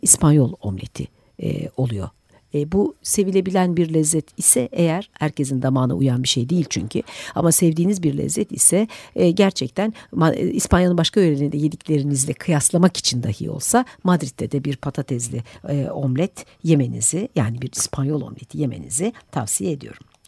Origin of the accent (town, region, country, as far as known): Turkey